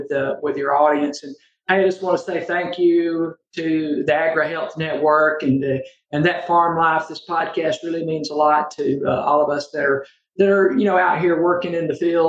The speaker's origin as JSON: {"language": "English", "region": "Northwest Alabama", "country": "United States", "tie": "born or raised there", "also_born_or_lived": "Mississippi", "moved": "as an adult", "lives_now": "Jonesboro, United States", "said": "I was raised actually in Northwest Alabama"}